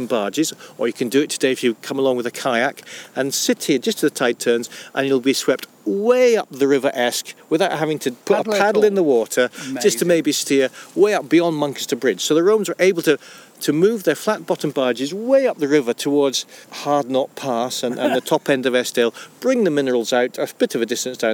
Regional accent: Scotland, United Kingdom; me being Scottish

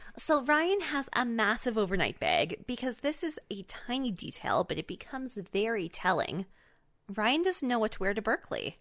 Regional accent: Canada; I am Canadian

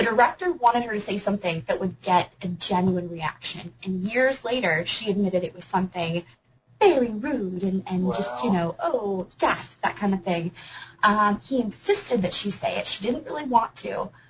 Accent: United States; also born or lived in Belfast; at least as an American

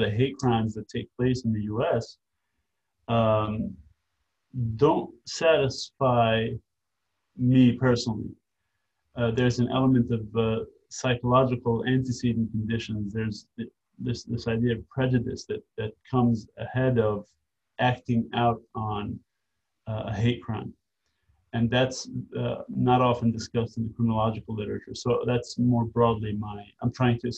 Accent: New York City, New York, United States; also born or lived in Syria; I grew up in Brooklyn, New York

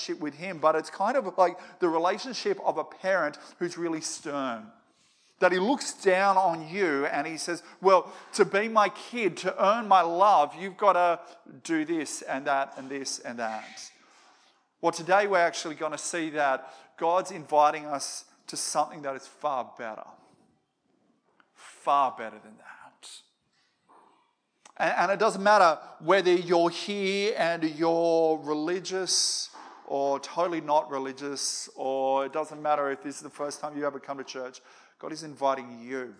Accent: Moree, New South Wales, Australia; I grew up in Moree.

